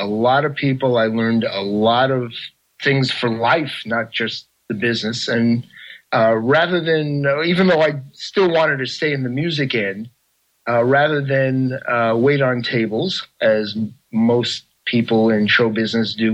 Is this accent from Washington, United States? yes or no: no; New York, United States; I grew up in New York.